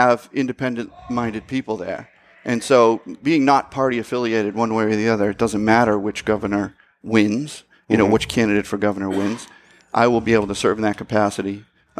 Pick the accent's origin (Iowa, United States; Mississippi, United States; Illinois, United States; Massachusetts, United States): Massachusetts, United States; Malden; moved away as an adult; also born or lived in Boxford, Massachusetts; I originally grew up in Malden